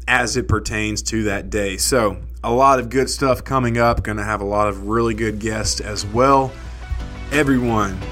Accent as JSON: {"language": "English", "town": "Nashville", "region": "Tennessee", "country": "United States", "said": "I'm from Nashville, Tennessee"}